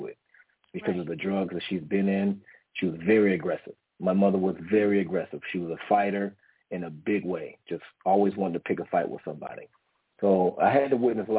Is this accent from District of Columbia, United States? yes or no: yes; Washington, District of Columbia, United States; also born or lived in Philippines; now in San Diego, United States; I'm originally from Washington, D.C., okay? I'm an East Coast native, but currently live in San Diego right now. But I was raised with my grandmother, my grandfather. All humble in the county of the city of Washington, D.C.